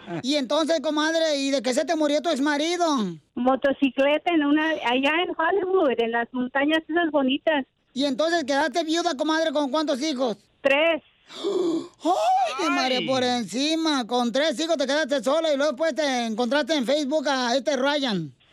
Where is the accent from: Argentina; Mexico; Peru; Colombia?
Mexico; Cuernavaca, Morelos; Cuernavaca, Morelos.